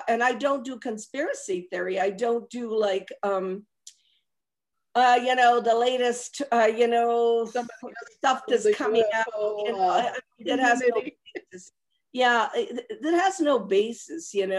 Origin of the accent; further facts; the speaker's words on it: Rome, Lazio, Italy; I was born at Piazza Mazzini in Rome